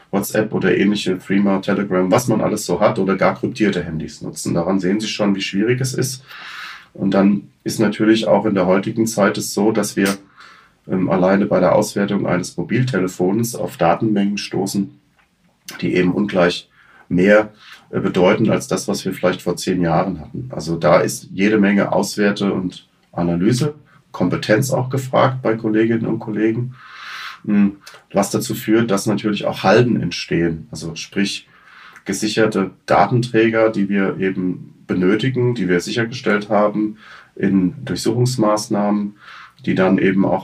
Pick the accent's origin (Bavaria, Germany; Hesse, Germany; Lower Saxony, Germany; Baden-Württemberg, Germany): Hesse, Germany; ich komme aus Hessen, wir in Hessen haben seit 2006 einen sogenannten Direkteinstieg Kriminalpolizei.